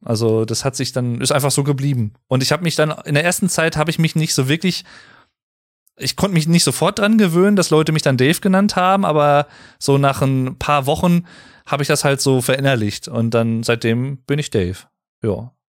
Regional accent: Germany; als Deutscher

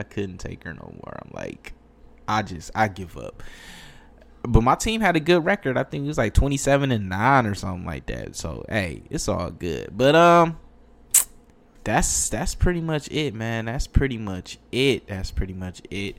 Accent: Detroit, Michigan, United States; I'm from Michigan

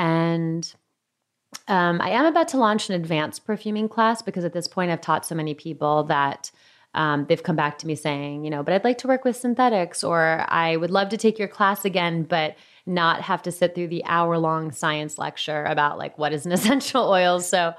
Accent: New York, United States; now in San Francisco, United States; And as a New Yorker who lived in small apartments

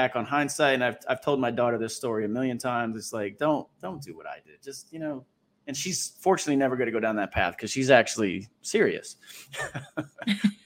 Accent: East Coast, United States; growing up in the East Coast

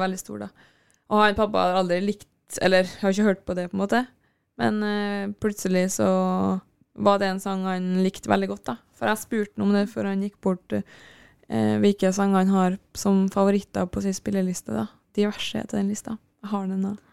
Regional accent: Kristiansund, Møre og Romsdal, Norway; moved away; Jeg var jo hjemme i Kristiansund, der, pappa, eller der mamma og pappa bodde. Og mamma bor

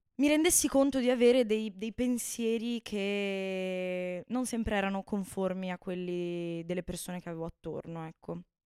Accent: Bassano del Grappa, Veneto, Italy; moved away as an adult; now in Florence, Italy; Sono veneta, sono di Bassano del Grappa

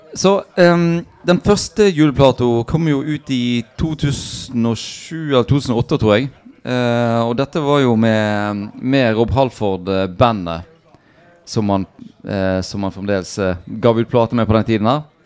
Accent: United States; now in Norway; Jeg vokste opp i USA

